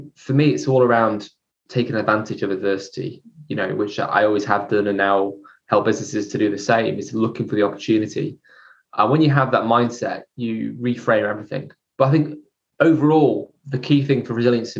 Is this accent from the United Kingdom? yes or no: yes; near Chester, North West England, United Kingdom; I was brought up near Chester